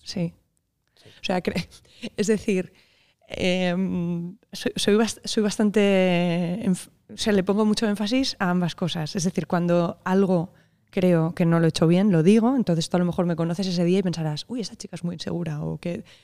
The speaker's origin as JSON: {"language": "Spanish", "town": "Barcelona", "region": "Catalonia", "country": "Spain", "tie": "born or raised there", "said": "nací en Barcelona en, el 84"}